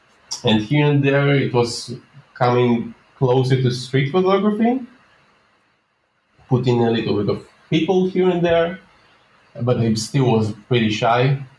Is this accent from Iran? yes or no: no; Minsk, Minsk Region, Belarus; now in Tel Aviv, Israel; when I moved to Tel Aviv, Israel, where I'm living right now. Yep. I moved from Minsk, Belarus, where my parents are still living.